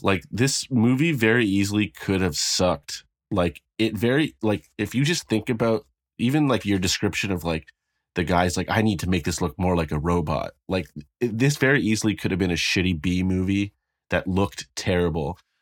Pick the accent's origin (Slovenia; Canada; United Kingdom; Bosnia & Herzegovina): Canada; I'm not American